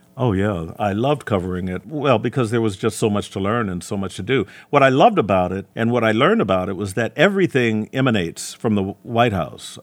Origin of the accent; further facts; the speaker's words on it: Gary, Indiana, United States; moved away as an adult; also born or lived in Chicago / Hammond, Indiana; now in Detroit, United States; I was offered a job in my hometown at a bigger station, Gary, Indiana